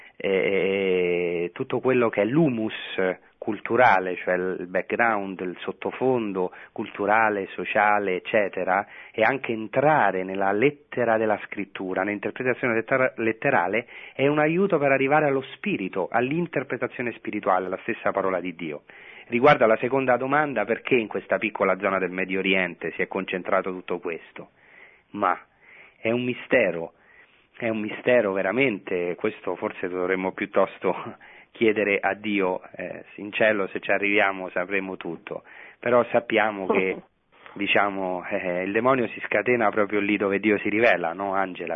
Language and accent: Italian; Rome, Lazio, Italy; moved away as an adult; now in Israel; io sono nato a Roma a eh, pochi metri eh, dal Vaticano, come, cioè pochi chilometri dal Vaticano, come la mia casa di origine